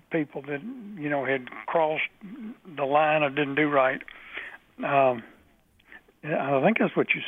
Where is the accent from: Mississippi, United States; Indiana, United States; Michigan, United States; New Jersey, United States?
Mississippi, United States; now in Baton Rouge, United States; I'm from Mississippi.